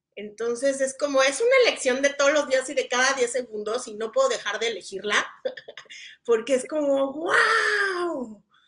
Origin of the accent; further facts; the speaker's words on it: Mexico City, Mexico; yo venía del, vengo del DF y es alto